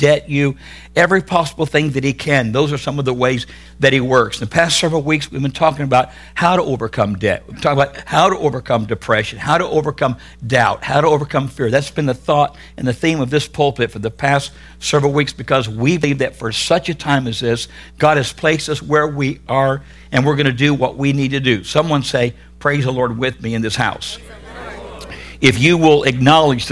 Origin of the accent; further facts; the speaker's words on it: California, United States; I am from California